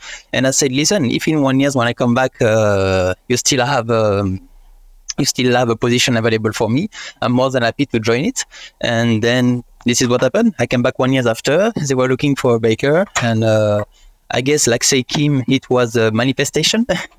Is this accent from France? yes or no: yes; France; English is a second language; unfortunately I'm not Australian and I cannot stay here. This is the end of my visa and I'm about to come back in France in 1 year.